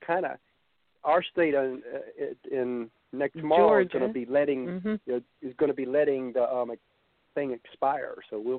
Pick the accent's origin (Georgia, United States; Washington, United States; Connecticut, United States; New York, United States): Georgia, United States; Savannah; we're from Savannah, so a lot of our friends are from Savannah.